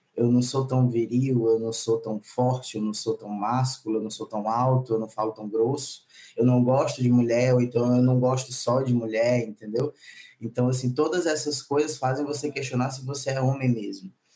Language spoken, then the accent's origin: Portuguese; Maranhão, Brazil; also born or lived in São Luís / Brasília / Belo Horizonte / São Paulo; Eu sou nordestino, nascido e criado